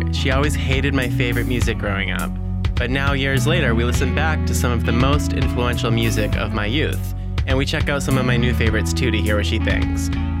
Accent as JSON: {"language": "English", "region": "Massachusetts", "country": "United States", "moved": "yes", "lives_now": "New York, United States", "said": "we're from Massachusetts"}